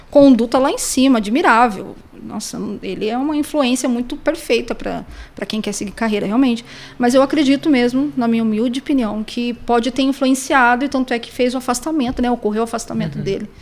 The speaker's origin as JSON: {"language": "Portuguese", "town": "Pindamonhangaba", "region": "São Paulo", "country": "Brazil", "said": "Mas eu sou de Pindamonhangaba, inclusive a única detetive de Pindamonhangaba"}